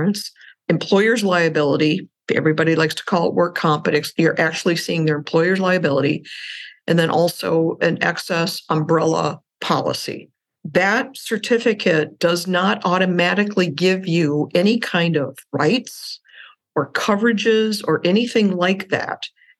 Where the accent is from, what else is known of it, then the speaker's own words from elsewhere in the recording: Wisconsin, United States; a small commercial bank in my hometown in Wisconsin